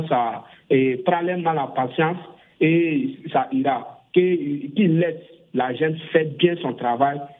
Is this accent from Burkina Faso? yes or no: yes; Burkina Faso; chez moi au Burkina Faso